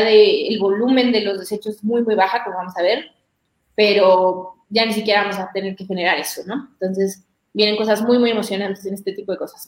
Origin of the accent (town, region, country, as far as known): Mexico